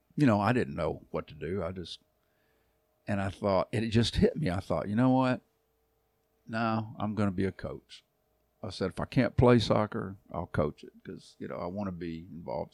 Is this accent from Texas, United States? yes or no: yes; Arlington, Texas, United States; moved away as an adult; also born or lived in Dallas, Texas; now in Kentucky, United States; I'm from Arlington